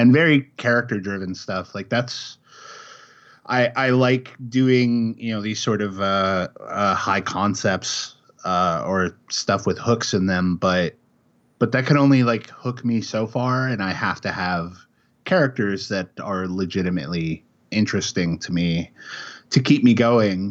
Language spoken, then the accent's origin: English; Chicago, Illinois, United States; moved away as an adult; also born or lived in Kansas City, Missouri; now in Oregon, United States; I grew up in Chicago. I lived there for twenty-five years